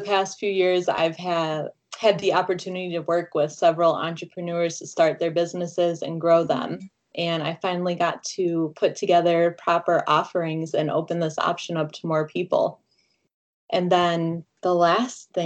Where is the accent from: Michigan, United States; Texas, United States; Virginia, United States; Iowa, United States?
Michigan, United States; now in Milwaukee, United States; I'm from Michigan originally.